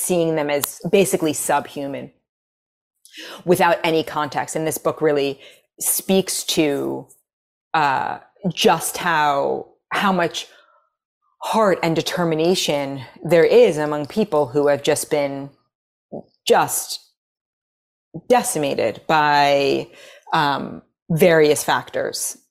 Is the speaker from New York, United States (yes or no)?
yes; New York City, New York, United States; accent: American; moved away as an adult; also born or lived in Los Angeles; now in Nashville, United States; growing up in New York City, there, I was never around Sephardic, ever